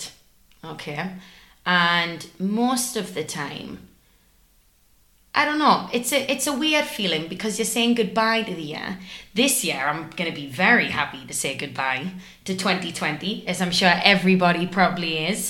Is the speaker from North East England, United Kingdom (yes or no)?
yes; Newcastle upon Tyne, North East England, United Kingdom; moved away; I'm from Newcastle.